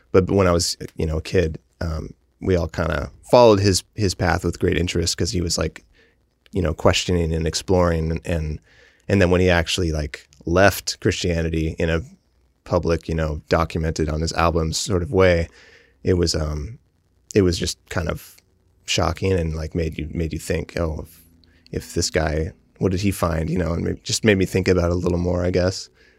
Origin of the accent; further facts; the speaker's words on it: Mount Vernon, United States; And so I grew up, I consider Mount Vernon my hometown because I spent the most years there, but it was one of many.